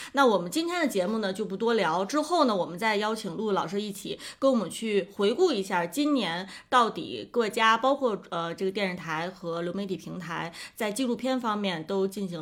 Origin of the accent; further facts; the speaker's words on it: China; 我们中国人